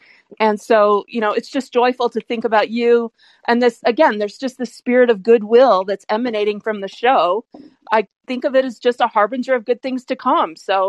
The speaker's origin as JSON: {"language": "English", "town": "Royal Oak", "region": "Michigan", "country": "United States", "tie": "born or raised there", "said": "And I grew up in Michigan, so it's Michigan night. I was born at Beaumont Hospital in Royal Oak, Michigan on this very day, 54 years ago."}